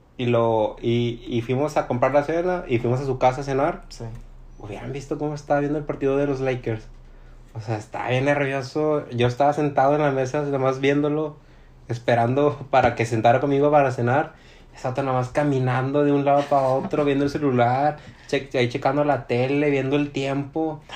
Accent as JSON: {"language": "Spanish", "country": "Mexico", "said": "yo como mexicano"}